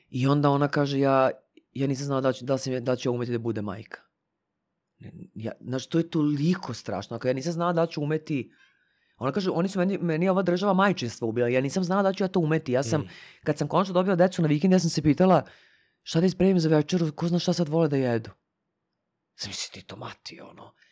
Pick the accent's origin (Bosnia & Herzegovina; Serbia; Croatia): Serbia; kod nas u Srbiji